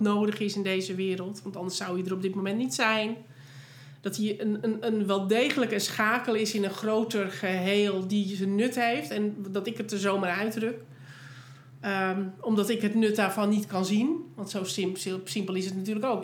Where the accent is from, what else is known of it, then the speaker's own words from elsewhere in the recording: Netherlands; wij voelen niet als Nederlander